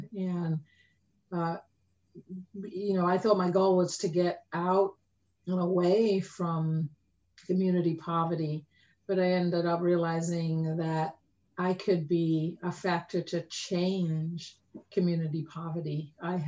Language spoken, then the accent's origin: English; London, United Kingdom; moved away; my own journey of growing up in Tottenham